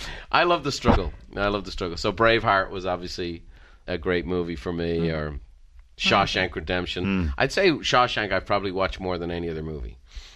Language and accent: English; Ireland; I'm Irish, so I like a good death at the end.